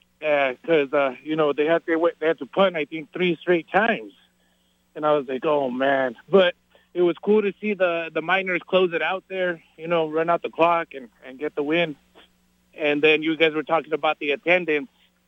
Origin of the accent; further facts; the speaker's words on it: New Mexico, United States; I'm from New Mexico.